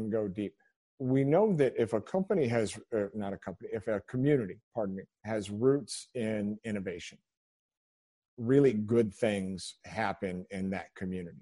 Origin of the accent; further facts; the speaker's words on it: Central Indiana, United States; also born or lived in Dayton, Ohio; now in Lexington, United States; grew up mostly in Central Indiana